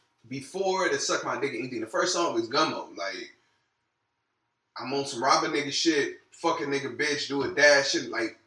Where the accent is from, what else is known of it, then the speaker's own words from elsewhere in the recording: Compton, California, United States; I'm from Compton